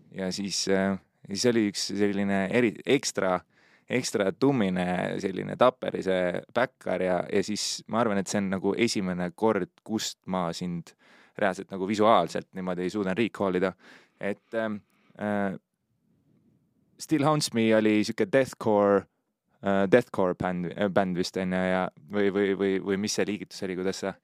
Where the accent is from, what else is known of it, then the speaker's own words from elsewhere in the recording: Pärnu, Pärnu County, Estonia; mu taust on see, et ma olen Pärnust